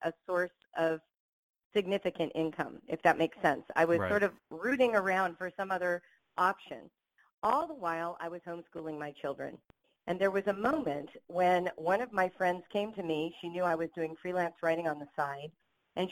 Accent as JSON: {"language": "English", "town": "Los Angeles", "region": "California", "country": "United States", "tie": "born or raised there", "said": "I grew up in Los Angeles."}